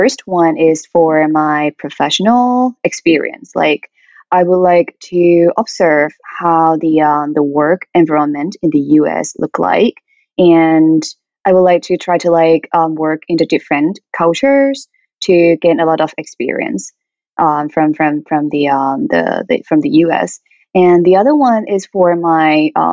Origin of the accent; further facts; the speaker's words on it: Thailand; moved away as an adult; now in United States; from Thailand.